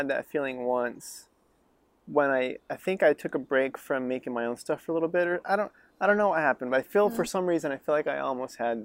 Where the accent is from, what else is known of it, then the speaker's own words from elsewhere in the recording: Reno, Nevada, United States; now in Los Angeles, United States; I grew up in Reno. It's not a film town